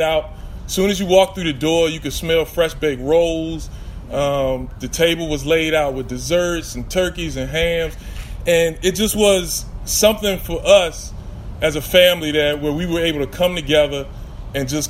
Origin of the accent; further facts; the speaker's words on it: Richmond, Virginia, United States; also born or lived in Baltimore; I grew up here in Richmond